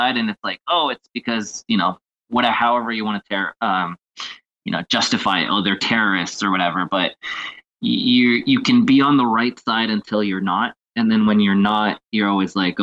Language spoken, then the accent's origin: English; Mexico; I'm actually from Mexico